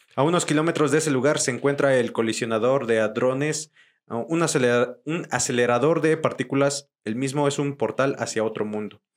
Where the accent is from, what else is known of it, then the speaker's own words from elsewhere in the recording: Tlaxcala, Mexico; yo soy de allá, soy de Tlaxcala